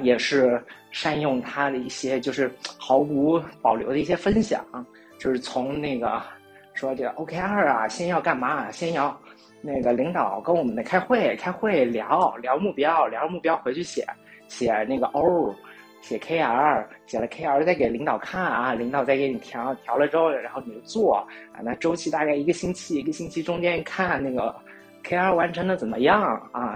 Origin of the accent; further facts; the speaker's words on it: China; 我们中国人